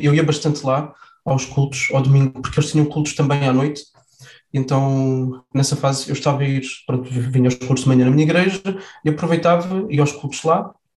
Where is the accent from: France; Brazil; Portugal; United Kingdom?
Portugal; Faro, Algarve; Eu sou nascido em Faro, cresci em Faro, estudei em Faro.